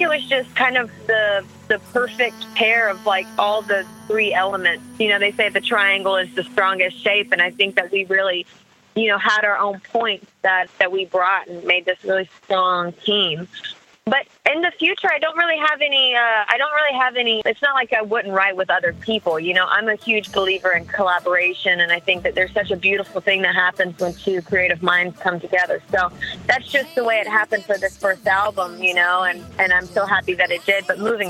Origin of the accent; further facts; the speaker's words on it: the South, United States; You know, since I grew up in the South, the first few songs that I ever wrote when I was a kid were country-leaning